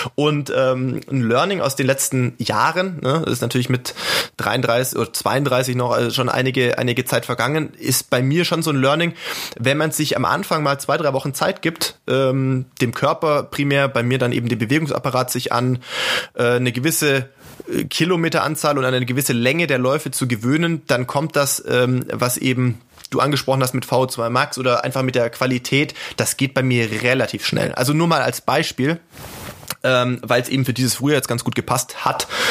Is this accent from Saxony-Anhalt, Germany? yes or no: no; Sindelfingen, Baden-Württemberg, Germany; als gebürtigen Schwaben äh, in Sindelfingen